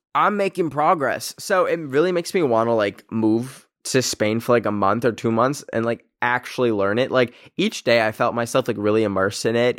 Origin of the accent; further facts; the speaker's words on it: Canada; I come from Canada, which the two official languages are English and French, and my school's literal name was in French